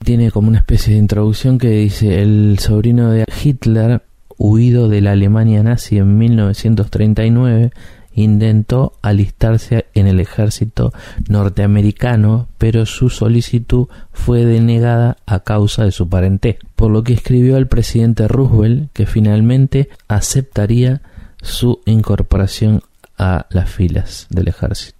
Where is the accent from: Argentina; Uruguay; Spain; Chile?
Uruguay; un uruguayo